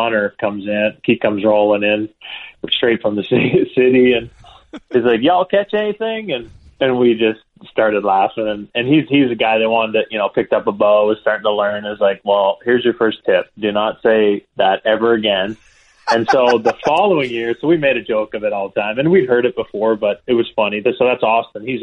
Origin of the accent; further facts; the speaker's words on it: Peterborough, Ontario, Canada; moved away; we grew up kind of outside Peterborough in the country